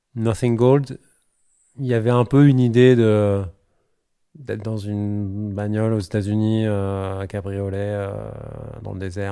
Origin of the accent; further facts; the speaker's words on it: Paris, Île-de-France, France; je suis parisien